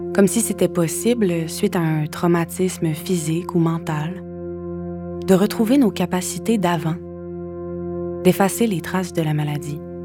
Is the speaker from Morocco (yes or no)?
no; Quebec City, Quebec, Canada; moved away as an adult; also born or lived in Saint-Hyacinthe; now in Montreal, Canada; À 18 ans, j'ai quitté Québec pour aller à Sainte-Hyacinthe suivre une formation en théâtre